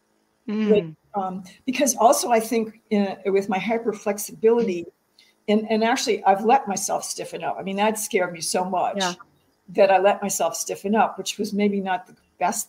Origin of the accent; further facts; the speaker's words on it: the South, United States; I'm from the South